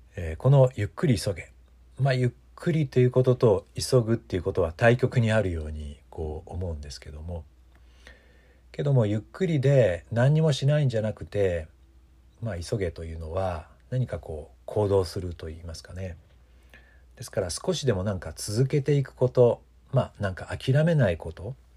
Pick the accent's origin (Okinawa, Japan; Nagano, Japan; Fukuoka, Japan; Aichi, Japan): Aichi, Japan; Mikawa region; 私たちのふるさとこの地域三河地方